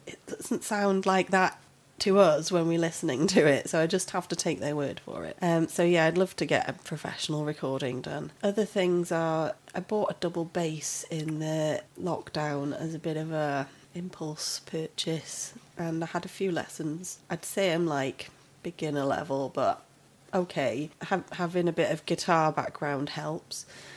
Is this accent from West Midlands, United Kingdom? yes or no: no; Ramsbottom, North West England, United Kingdom; moved away as an adult; now in Swansea, United Kingdom; I'm from up north, a little place called Ramsbottom, up in Lancashire. It's sort of near Bury and Bolton. However, I have actually lived in Swansea for longer than I lived up there now